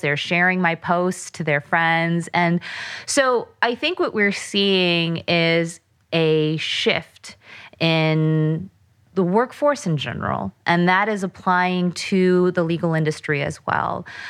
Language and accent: English; United States; I'm Korean American